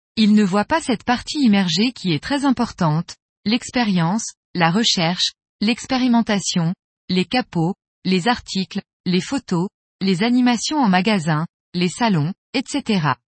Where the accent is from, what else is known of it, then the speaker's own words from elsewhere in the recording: Montpellier, Occitania, France; also born or lived in Tulle; Je suis originaire du sud de la France, de Montpellier.